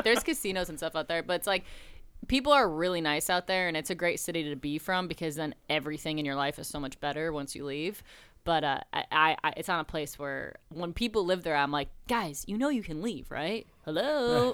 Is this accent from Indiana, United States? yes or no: no; Buffalo, New York, United States; moved away as an adult; I'm from Buffalo, home of the Bills and Niagara Falls and chicken wings